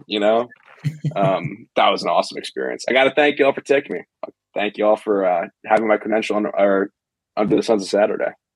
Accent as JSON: {"language": "English", "town": "Fairfax", "region": "Virginia", "country": "United States", "tie": "born or raised there", "said": "I'm from Fairfax, Virginia, Chantilly area we had season tickets going to George Mason"}